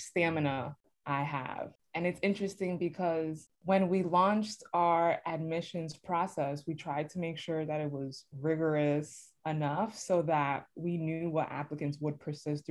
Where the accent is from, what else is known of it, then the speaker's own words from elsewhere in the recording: New York City, New York, United States; born and raised in the Bronx